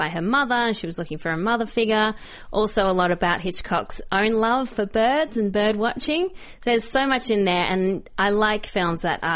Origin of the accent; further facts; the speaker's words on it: Australia; being Australian